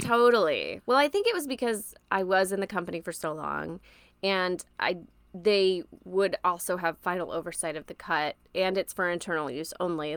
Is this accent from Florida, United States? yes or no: yes; Orlando, Florida, United States; also born or lived in Tennessee; I grew up in Orlando, Florida, more specifically Maitland and Winter Park, which is like a suburb of Orlando